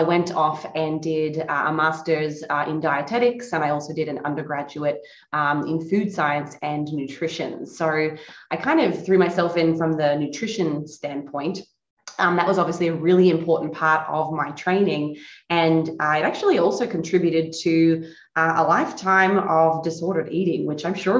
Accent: Australia; moved away as an adult; now in Florida, United States; I'm located in Florida, USA now, recently relocated in 2017. But I guess growing up in Australia

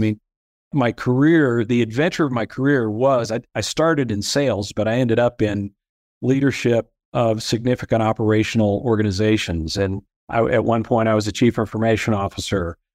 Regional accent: Peoria, Illinois, United States; moved away as an adult; also born or lived in Fort Worth, Texas; I grew up in central Illinois in, in Peoria

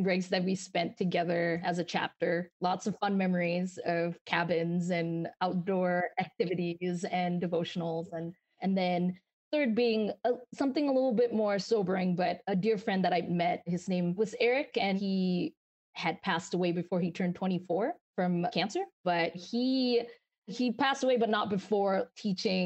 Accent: Malaysia; moved away as an adult; now in United States; I'm from Malaysia, born and raised. I moved here when I was 22

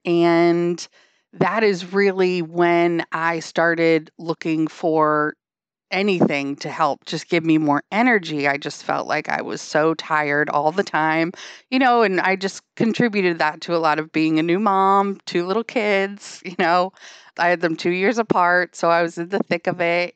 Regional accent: Hampton, New Hampshire, United States; now in Wilmington, United States; I grew up in a beach town in New Hampshire. So I'm from Hampton, New Hampshire

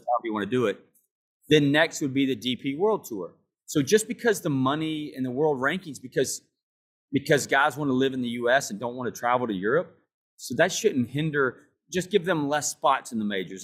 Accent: United States; I'm from America, I live in America

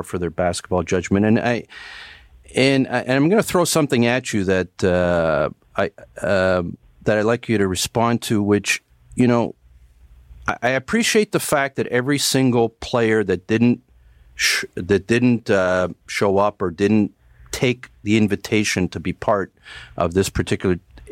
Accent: Canada; as a Canadian basketball fan

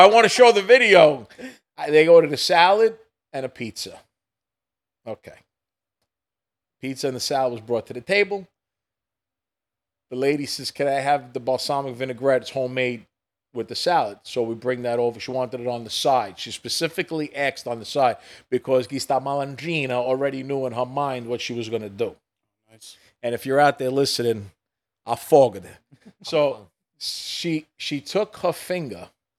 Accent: New York City, New York, United States; I grew up in Brooklyn.

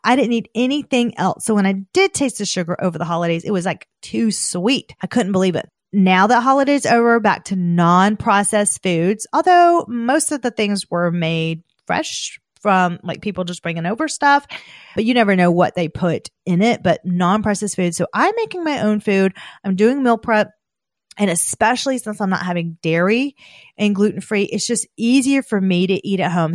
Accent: the South, United States; I'm from the South

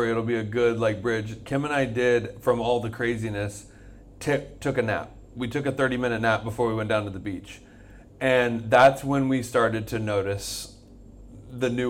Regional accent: Florida, United States; a big deal. We're from Florida.

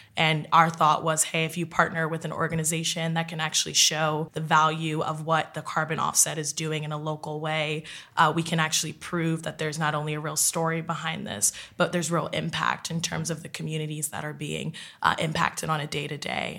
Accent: West Orange, New Jersey, United States; now in New York City, United States; I'm originally from West Orange, New Jersey. I currently live in New York City

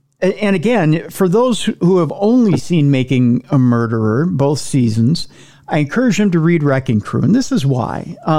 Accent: Minnesota, United States; also born or lived in Wisconsin; being a Minnesotan myself

